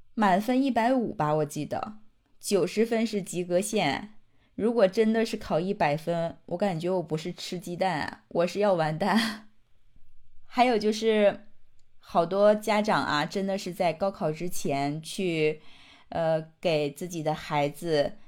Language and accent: Chinese; China; 我们中国人